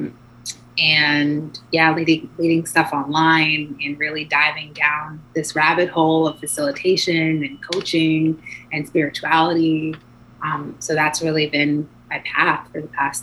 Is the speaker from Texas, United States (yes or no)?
no; New York, United States; I'm from New York